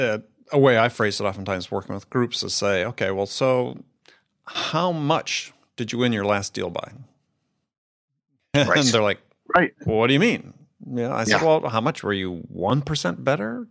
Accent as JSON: {"language": "English", "region": "Wisconsin", "country": "United States", "tie": "born or raised there", "said": "I grew up in Wisconsin, and with a mom who did not let those things go"}